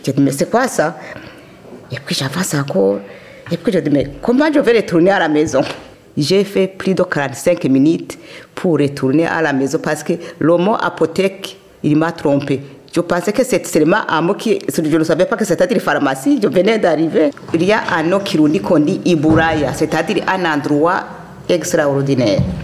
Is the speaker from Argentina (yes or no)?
no; Kayanza, Burundi; now in Belgium; je suis née au Burundi, dans la province de Kayanza